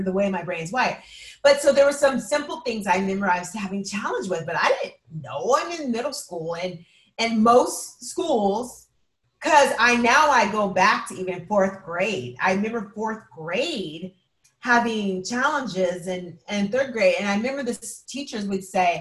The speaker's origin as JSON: {"language": "English", "town": "Edmonds", "region": "Washington", "country": "United States", "tie": "born or raised there", "said": "growing up in Edmonds"}